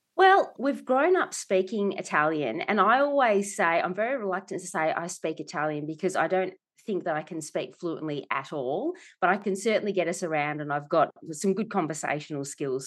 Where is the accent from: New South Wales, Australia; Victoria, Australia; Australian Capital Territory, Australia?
Victoria, Australia; Melbourne; I was born in Melbourne, so Melbourne girl, uh, in Preston.